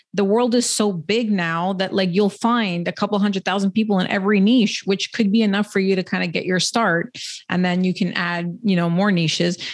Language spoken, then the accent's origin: English; Canada; I'm Canadian